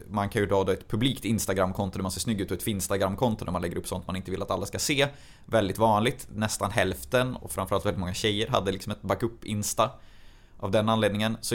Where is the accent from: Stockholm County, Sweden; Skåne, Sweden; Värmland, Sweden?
Värmland, Sweden; Arvika; Jag kommer från Arvika.